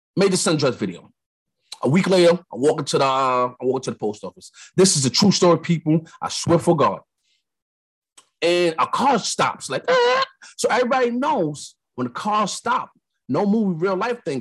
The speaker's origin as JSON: {"language": "English", "region": "New York", "country": "United States", "said": "I'm from New York"}